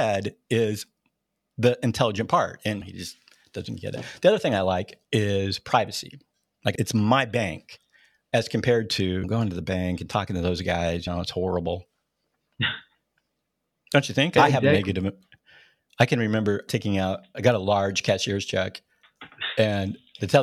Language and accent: English; United States; I grew up in Washington